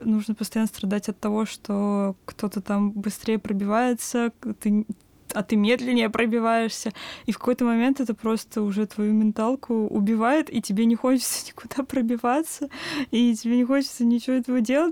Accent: Kaluga, Kaluga Oblast, Russia; moved away as an adult; now in Moscow, Russia; я, мои друзья из Калуги, мы изначально поступали в универы с мыслью, что, ну, перебраться в Москву

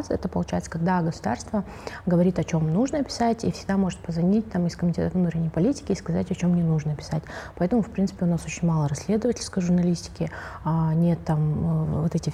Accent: Kazakhstan; я журналистка, а, медиапредпринимательница и активистка из Казахстана.

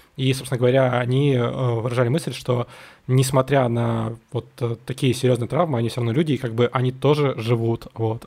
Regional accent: Saint Petersburg, Russia; я вообще вырос на Дыбенко

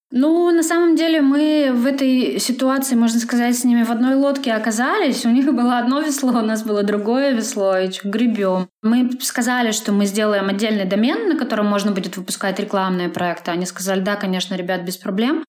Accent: Klinovskoye, Sverdlovsk Oblast, Russia; now in Yekaterinburg, Russia; Я не из Екатеринбурга, я родилась в деревне. Точнее, это село Клиновское, находится в Свердловской области, в 130 километрах от Екатеринбурга.

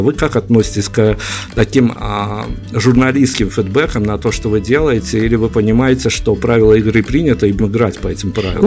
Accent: Belarus; мы, понятно, белорусы

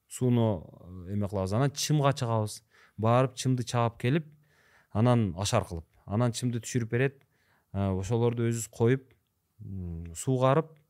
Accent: Nookat, Osh Region, Kyrgyzstan; also born or lived in Kyzyl-Kiya; мен сексен төртүнчү жылкы болом анан ошол айылда э, туулуп өскөнмүн ноокатта ынтымак деген айыл бар

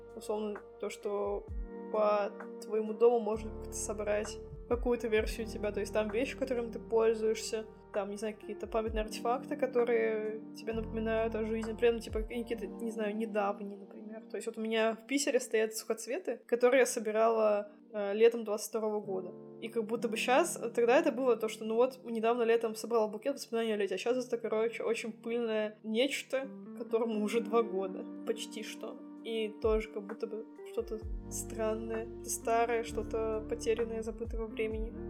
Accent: Saint Petersburg, Russia; moved away as an adult; also born or lived in Serbia; Я родилась в Санкт-Петербурге и жила там 21 год, потом переехала в Сербию.

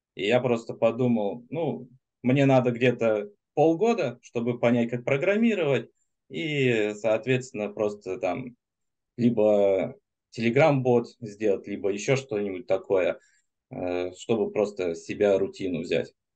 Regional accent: Germany; now in Moscow, Russia; я, в принципе, из Германии был, сейчас в Москве

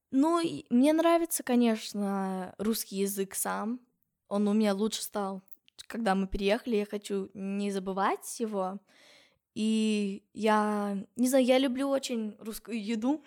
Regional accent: California, United States; Russian is a second language; now in Russia; я еще из Калифорнии, а там Лос-Анджелес

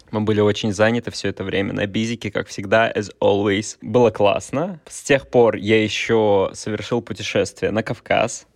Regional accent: Kaliningrad, Kaliningrad Oblast, Russia; moved away as an adult; я из Калининграда. Я там 18 лет прожил. Мне сейчас сколько, 28, 18 из 28 я прожил в Калининграде

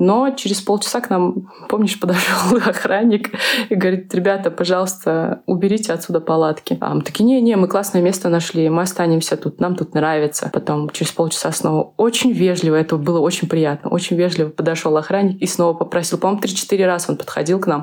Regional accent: Uzbekistan; also born or lived in Minsk, Belarus; я из Узбекистана

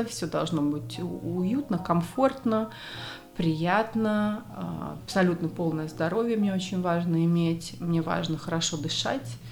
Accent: Moscow, Russia; moved away; also born or lived in Argentina; я из Москвы

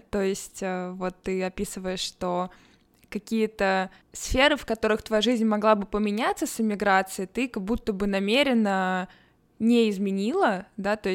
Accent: Irkutsk, Irkutsk Oblast, Russia; moved away as an adult; also born or lived in Moscow, Russia / Belgrade, Serbia; now in Lisbon, Portugal; Да, я переехала из Иркутска в Высшую школу экономики.

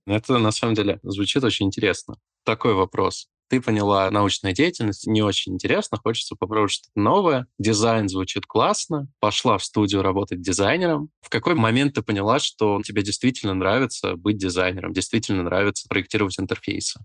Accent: Moldova; я родился в Молдове и говорил на румынском еще

